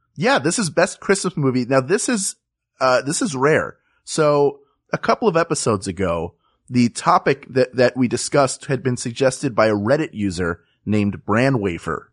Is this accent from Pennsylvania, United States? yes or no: yes; Philadelphia, Pennsylvania, United States; I grew up in Philadelphia, but I grew up in the Northeast, which is a, like, a neighborhood